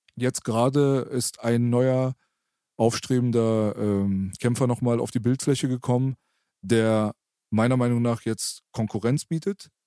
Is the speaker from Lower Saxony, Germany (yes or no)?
no; Berlin, Germany; ich bin Berliner